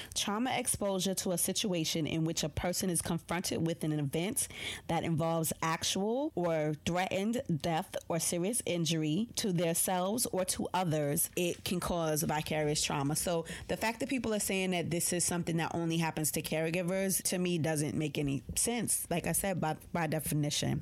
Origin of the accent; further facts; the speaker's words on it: New York City, New York, United States; I'm a New Yorker